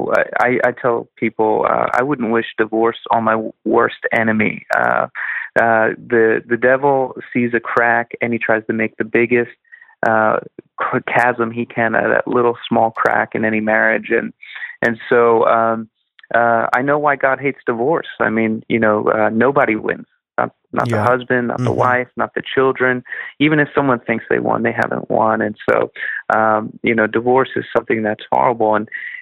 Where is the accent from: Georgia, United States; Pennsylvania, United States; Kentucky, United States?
Pennsylvania, United States; Philadelphia; I'm from Philly